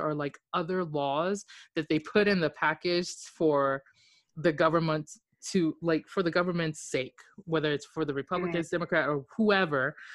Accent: Japan; moved away; I grew up in Japan

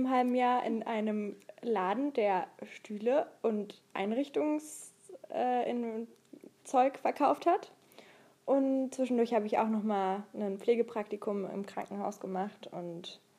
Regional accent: Dresden / Radebeul, Saxony, Germany; Eigentlich kommen wir aus Dresden, beziehungsweise Radebeul und Dresden in Deutschland und äh, im Moment sind wir in ganz Europa unterwegs

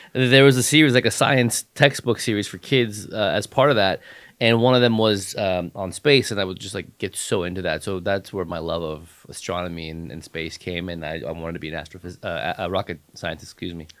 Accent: Los Angeles, California, United States; also born or lived in San Diego; I grew up in Hollywood

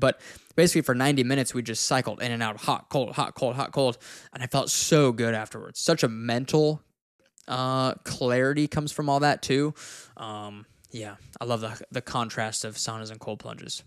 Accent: Wyoming, United States; I'm from Wyoming and it's, like, two hours from where I grew up

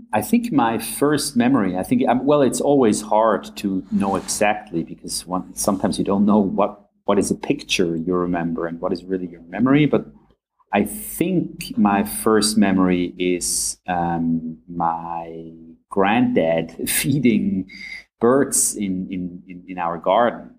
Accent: a village near Zurich, Switzerland; moved away as an adult; now in Munich, Germany; where I grew up in uh, in, uh, in, a, in, a, little little village about 15 minutes outside of Zurich.

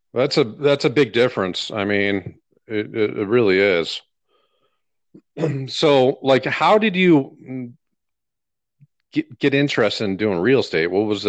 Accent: Texas, United States; I'm from Texas.

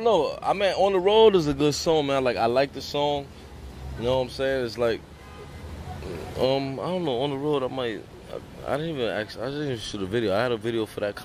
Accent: New York City, New York, United States; also born or lived in Hell's Kitchen, Manhattan; I was born in Lincoln Hospital, man, you know, from 183rd.

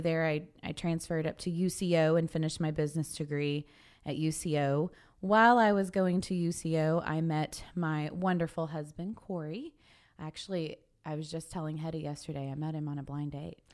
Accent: Sapulpa, Oklahoma, United States; also born or lived in Kilgore, Texas; now in Guthrie, United States; I am originally from Sepulpa, Oklahoma

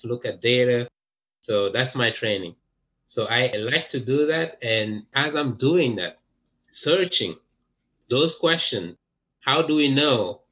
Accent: Dakar, Senegal; English is a second language; moved away as an adult; also born or lived in France; now in United States; I was born in Dakar, which is the capital of Senegal in West Africa

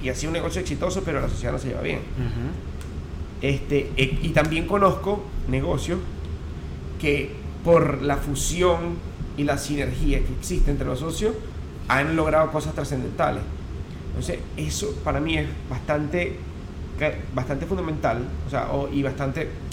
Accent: Upata, Bolívar, Venezuela; moved away; also born or lived in Caracas, Venezuela; en Upata, en, Upata, donde nací, en Estado Bolívar

